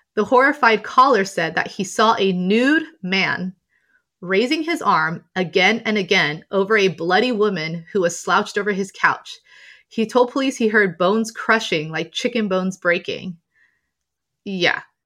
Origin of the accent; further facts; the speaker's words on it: Southern California, United States; also born or lived in London; I'm from Southern California